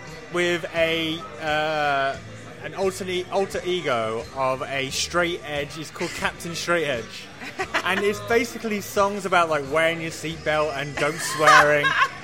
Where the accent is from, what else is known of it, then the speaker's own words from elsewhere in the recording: England, United Kingdom; As an English person